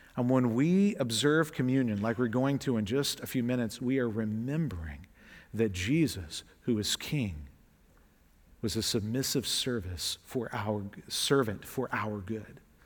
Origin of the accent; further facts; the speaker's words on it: the South, United States; I'm from the South, so we would translate all y'all